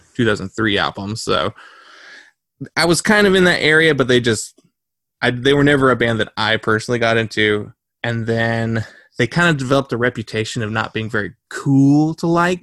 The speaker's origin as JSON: {"language": "English", "region": "North Carolina", "country": "United States", "tie": "born or raised there", "said": "we are from North Carolina"}